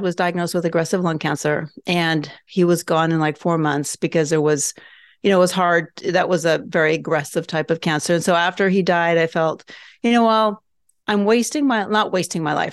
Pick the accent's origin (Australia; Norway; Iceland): Norway; moved away; also born or lived in Southern California, United States; I grew up in Norway, so we have family there.